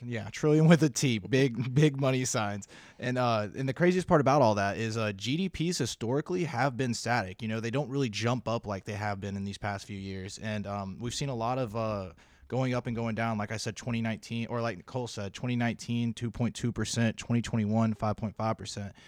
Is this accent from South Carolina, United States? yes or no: yes; South Carolina, United States; moved away as an adult; I am from South Carolina, the great state